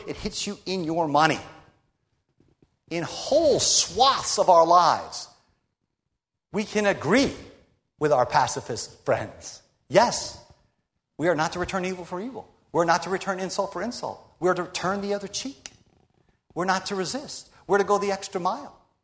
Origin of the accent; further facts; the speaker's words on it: United States; We're American Christians